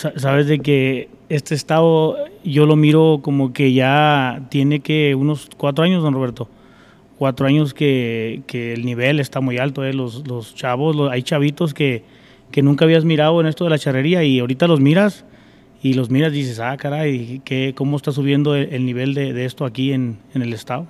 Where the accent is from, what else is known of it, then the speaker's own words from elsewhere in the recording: Zacatecas, Mexico; also born or lived in California; now in Colorado, United States; yo soy de Zacatecas, y pues allá se usa mucho puro coleadero. Y este, vivía en California y me vine para acá, para Colorado